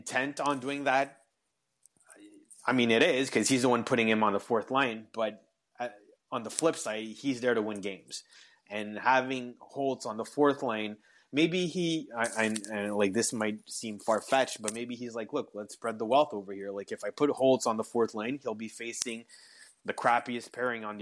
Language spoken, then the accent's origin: English; Canada; accent: French-Canadian; English is a second language; I am French-Canadian